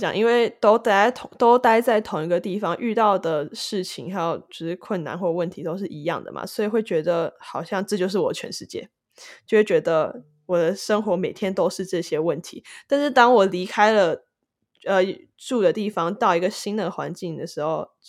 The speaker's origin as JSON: {"language": "Chinese", "country": "Taiwan", "lives_now": "United States", "said": "Hello，大家好，我是来自台湾，目前居住于美国的制作人兼歌手 …。"}